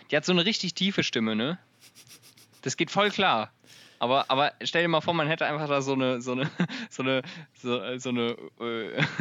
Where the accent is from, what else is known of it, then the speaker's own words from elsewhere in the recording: Wiesbaden, Hesse, Germany; born there; Marcel, ich bin aber nicht in Itstein geboren.